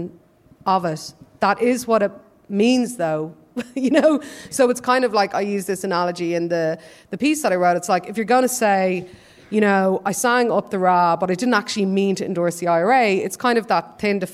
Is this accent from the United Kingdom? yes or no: no; Dublin, Leinster, Ireland; I'm from Dublin, do you know what I mean? Like, I've grown up in the apathetic south